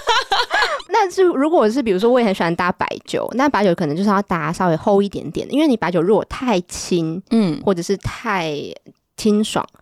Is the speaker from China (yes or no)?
no; Taiwan; now in France; 在台湾可能我们就重视吃嘛，我们台湾人都很爱吃